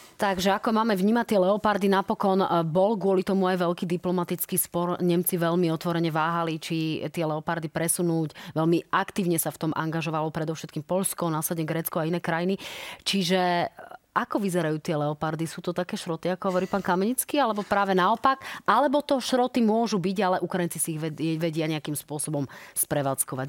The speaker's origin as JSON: {"language": "Slovak", "country": "Slovakia", "said": "my doma na Slovensku"}